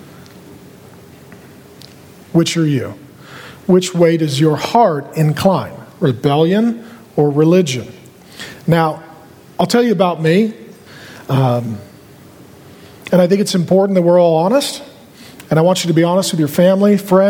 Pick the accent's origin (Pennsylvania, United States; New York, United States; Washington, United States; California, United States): Washington, United States; SeaTac; I grew up down in SeaTac by the airport.